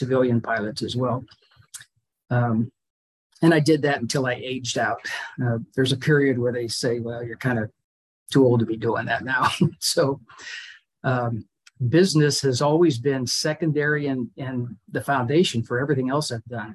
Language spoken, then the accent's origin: English; Pittsburgh, Pennsylvania, United States; moved away as an adult; also born or lived in Miami / Florida; I grew up in Pittsburgh. I moved to Miami to go to college